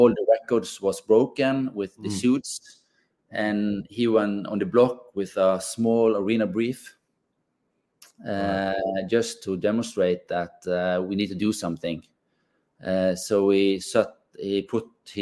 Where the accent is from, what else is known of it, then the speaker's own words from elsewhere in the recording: Bergen, Vestland, Norway; We grew up in the West Coast here, West Coast of Bergen